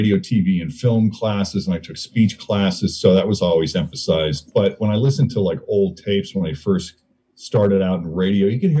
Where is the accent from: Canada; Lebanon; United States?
United States; Maynard, Massachusetts; moved away as an adult; also born or lived in Lexington, Massachusetts / Portland, Maine; now in Cincinnati, United States; I'm originally from so childhood was split up between Maynard, Massachusetts and Lexington, Massachusetts